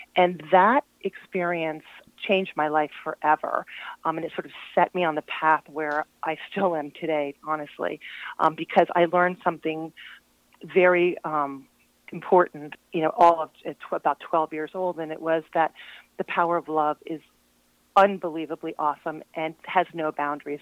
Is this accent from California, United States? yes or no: no; Glen Arm, Maryland, United States; also born or lived in Vermont; from Baltimore, Baltimore County, um, Glen Arm, north of Towson